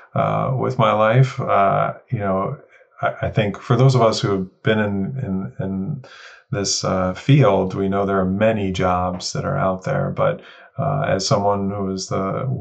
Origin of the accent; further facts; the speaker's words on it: New York City, New York, United States; Yeah, I grew up in Woodhaven, Queens, New York. So in New York City